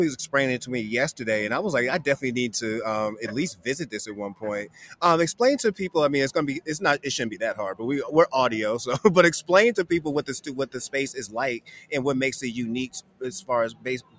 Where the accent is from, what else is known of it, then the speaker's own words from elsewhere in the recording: Boston, Massachusetts, United States; I'm always amped up when I have somebody else from Boston with me who understands when I say I'm from Mattapan.